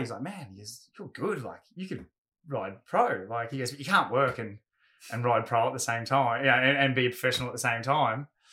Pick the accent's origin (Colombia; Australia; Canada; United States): Australia; Gold Coast, Queensland; also born or lived in Ferntree Gully, Melbourne, Victoria; we were all young surfers growing up on the Goldie